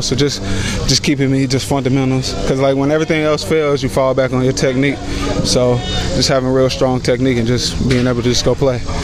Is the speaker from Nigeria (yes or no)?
no; Georgia, United States; moved away as an adult; now in Kentucky, United States; I'm from Georgia.